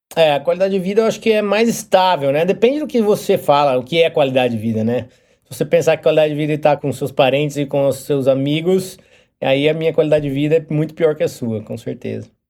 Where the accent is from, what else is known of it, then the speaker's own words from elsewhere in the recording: Brazil; moved away as an adult; now in United States; quando eu saí do Brasil